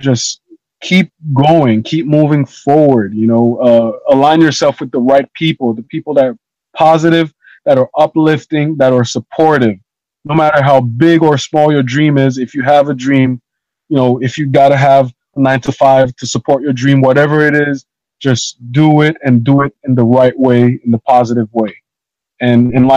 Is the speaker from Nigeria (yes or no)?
no; Haiti; moved away; also born or lived in Florida; growing up in Haiti